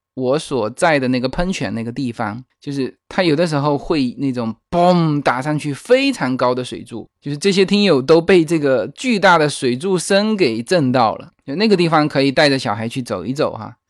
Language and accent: Chinese; China; 其实如果我们中国人说到这几个城市